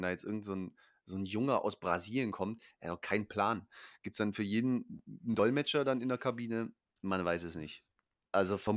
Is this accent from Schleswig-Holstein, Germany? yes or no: no; Hanover, Lower Saxony, Germany; born there; gut, ich bin auch in Hannover geboren, deswegen auch der Bezug.